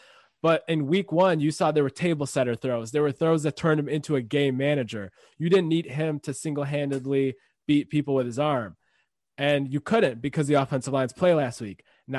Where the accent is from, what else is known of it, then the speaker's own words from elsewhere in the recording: Michigan, United States; all these friends we grew up with here in Michigan, over there in Ann Arbor